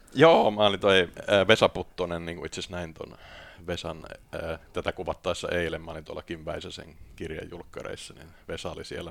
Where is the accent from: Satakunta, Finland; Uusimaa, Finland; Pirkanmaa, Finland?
Pirkanmaa, Finland; Tampere; moved away as an adult; also born or lived in Lahti / London; mä oon syntynyt tuolla tota, Business Cityssä, joka on Lahti, ja, mutta viisivuotiaana mentiin sitten Tampereelle ja sitten Tampereella tuota sitten kasvoin